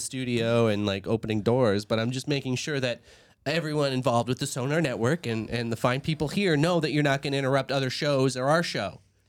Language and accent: English; Niagara region, Ontario, Canada; I'm from that region, but not Niagara Falls.